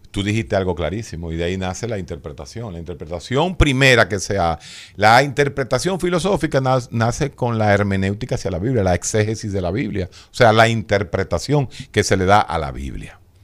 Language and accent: Spanish; Dominican Republic; si yo voy como dominicano